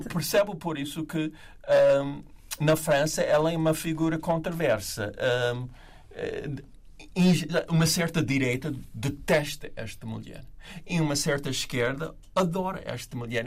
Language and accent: Portuguese; United States; moved away; como americano